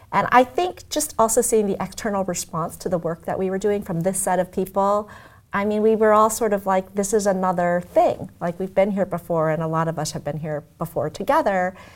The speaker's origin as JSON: {"language": "English", "town": "Omaha", "region": "Nebraska", "country": "United States", "tie": "born or raised there", "also_born_or_lived": "Tokyo, Japan / Los Angeles", "moved": "yes", "said": "I was born in Tokyo, and I grew up in Omaha, Nebraska"}